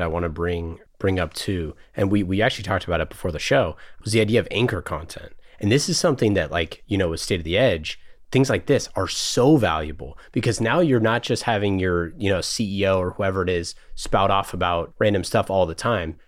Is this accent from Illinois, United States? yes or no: no; Oakland, California, United States; I grew up in Oakland, so around here, but not in the valley